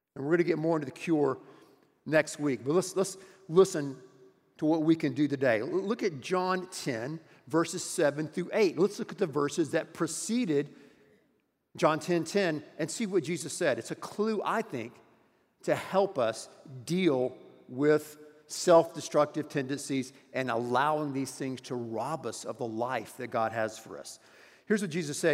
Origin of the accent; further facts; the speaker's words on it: United States; as an American and as a citizen here in our wonderful country